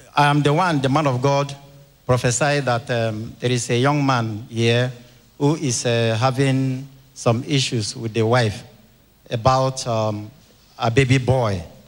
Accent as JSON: {"language": "English", "region": "Benue", "country": "Nigeria", "said": "I came from Benue State"}